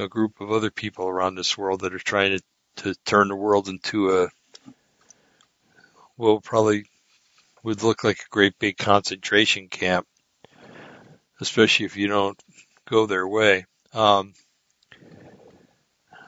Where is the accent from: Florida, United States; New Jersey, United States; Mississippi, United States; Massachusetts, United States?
New Jersey, United States; I was born in New Jersey